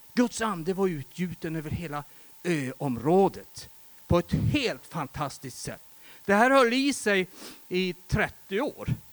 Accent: Västerbotten County, Sweden; Jag kommer från Västerbotten och i mina hemtrakter runt omkring där

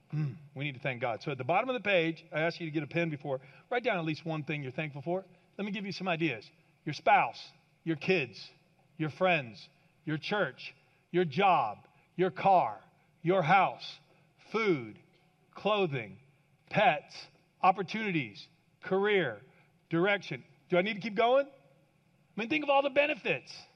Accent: Kansas, United States; I grew up in Kansas

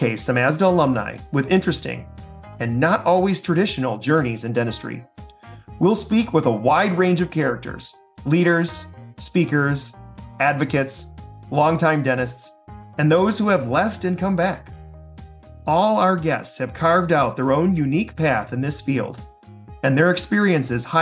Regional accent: Harbor Beach, Michigan, United States; also born or lived in Detroit, Michigan / Columbia, South Carolina; I purchased a general dentistry practice in my hometown of Harbor Beach, Michigan

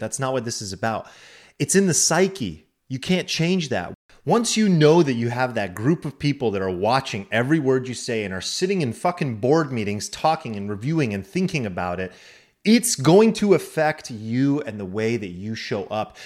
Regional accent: United States; I'm an American

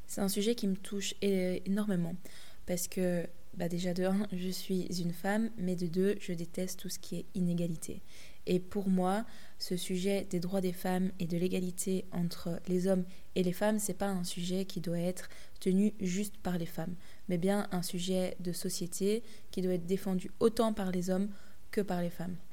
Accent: Belgium; les faits de société qu'il y a chez nous en Belgique, en France, en Europe, mais aussi à l'international.

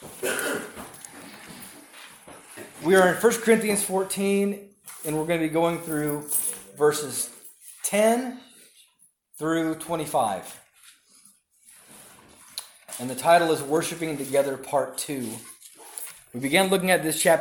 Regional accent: Southern California, United States; When I was younger, growing up in Southern California

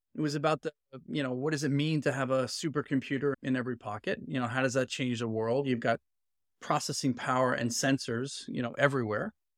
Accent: New York City, New York, United States; moved away as an adult; also born or lived in San Francisco Bay Area / London; now in Boston, United States; I'm a born and raised inner city Brooklyn kid.

